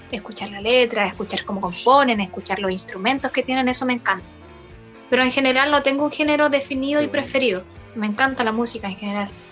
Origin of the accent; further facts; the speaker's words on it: Hualpén, Biobío, Chile; Yo soy de Hualpén